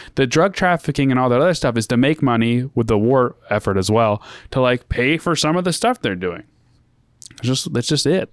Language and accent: English; United States